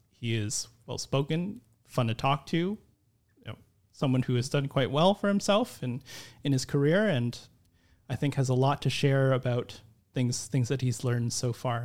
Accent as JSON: {"language": "English", "country": "Philippines", "said": "I'm Filipino"}